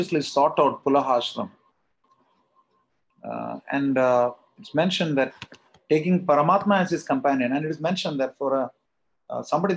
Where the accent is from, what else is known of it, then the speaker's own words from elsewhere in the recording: South India, India; I am South Indian by birth